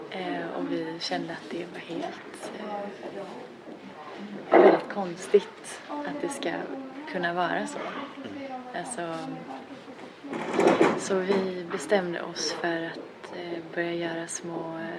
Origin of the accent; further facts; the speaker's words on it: Gothenburg, Västra Götaland, Sweden; jag är från Göteborg själv